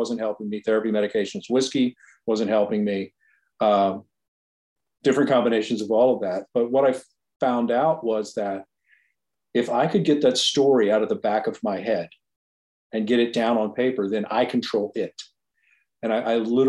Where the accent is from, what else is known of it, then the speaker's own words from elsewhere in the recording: Virginia Beach, Virginia, United States; I grew up in Virginia Beach.